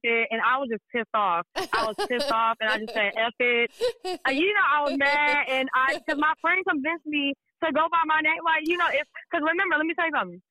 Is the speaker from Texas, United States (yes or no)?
yes; Dallas, Texas, United States; moved away as an adult; also born or lived in Las Vegas, Nevada; now in Los Angeles, United States; I'm born and raised in Dallas, Texas. That's where I grew up at. I'm a Texas girl all the way through